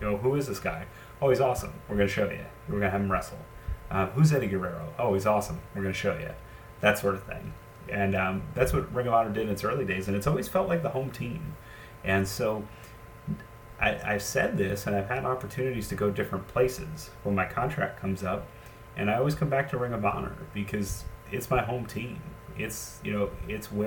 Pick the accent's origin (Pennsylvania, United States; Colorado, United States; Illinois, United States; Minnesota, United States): Pennsylvania, United States; Allentown; growing up, I'm from Allentown